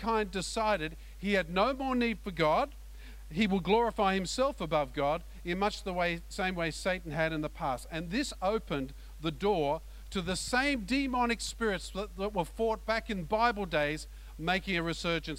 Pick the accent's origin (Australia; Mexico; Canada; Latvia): Australia